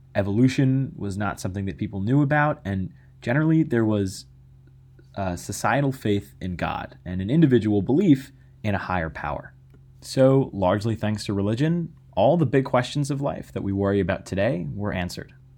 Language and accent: English; United States; as an American